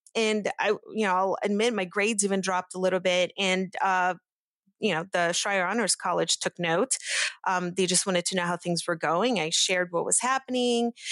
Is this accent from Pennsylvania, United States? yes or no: yes; Pittsburgh, Pennsylvania, United States; English is a second language; I grew up in Pittsburgh